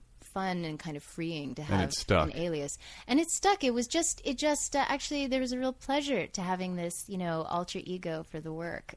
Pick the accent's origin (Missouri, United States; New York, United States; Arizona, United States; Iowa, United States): New York, United States; New York City; I was born and raised in New York City